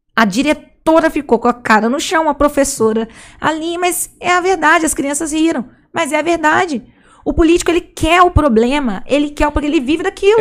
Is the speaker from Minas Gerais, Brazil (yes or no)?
yes; Juiz de Fora, Minas Gerais, Brazil; Sou de Juiz de Fora, Minas Gerais